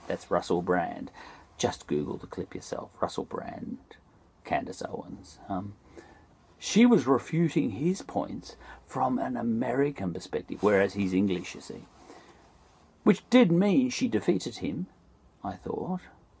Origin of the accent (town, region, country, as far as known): Australia